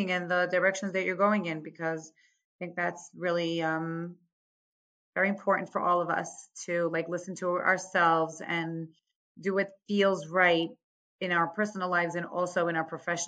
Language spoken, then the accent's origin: English; New York, United States; moved away as an adult; also born or lived in Staten Island / Five Towns, Long Island; now in Efrat, Israel; I grew up in New York. I am the oldest